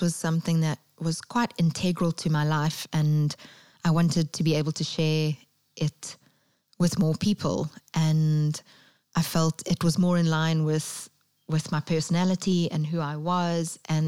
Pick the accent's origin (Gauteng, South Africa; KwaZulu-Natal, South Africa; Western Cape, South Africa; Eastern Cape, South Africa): KwaZulu-Natal, South Africa; Durban; moved away as an adult; also born or lived in London; I went back to my hometown of Durban